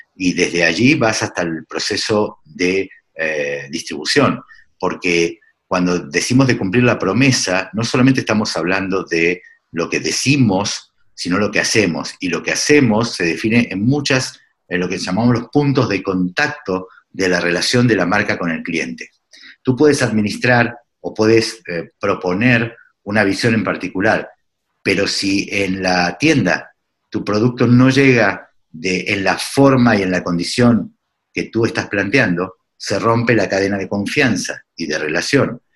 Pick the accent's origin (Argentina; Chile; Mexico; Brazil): Argentina; moved away as an adult; also born or lived in Lima, Peru; Yo hace 10 años, más de 10 años me fui de Argentina, pero uno no deja de serlo porque uno nunca deja de ser de donde es